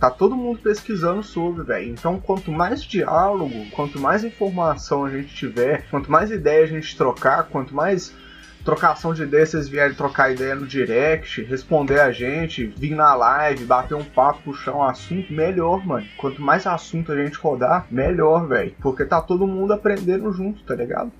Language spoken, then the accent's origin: Portuguese; Belo Horizonte, Minas Gerais, Brazil; Nós somos de BH também